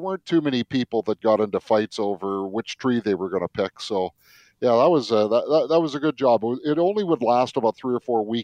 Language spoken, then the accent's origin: English; Fraser Valley, British Columbia, Canada; moved away; where I grew up in the Fraser Valley